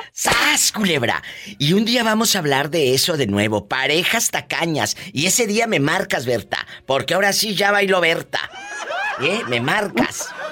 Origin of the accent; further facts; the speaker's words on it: Matamoros, Tamaulipas, Mexico; Yo nací en Matamoros, Tamaulipas